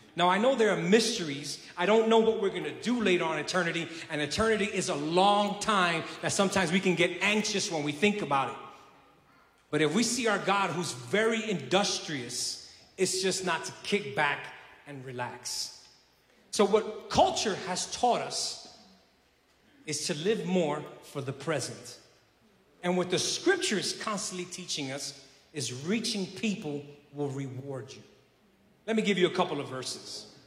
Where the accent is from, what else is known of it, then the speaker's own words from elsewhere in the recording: New York City, New York, United States; also born or lived in South Carolina; now in Puerto Rico; I was originally from, uh, born and raised in Brooklyn, New York City